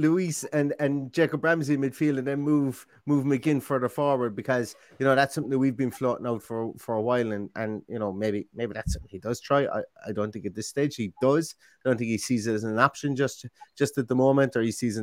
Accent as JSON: {"language": "English", "town": "Limerick", "region": "Munster", "country": "Ireland", "moved": "yes", "lives_now": "Galway, Ireland", "said": "I'm from Limerick"}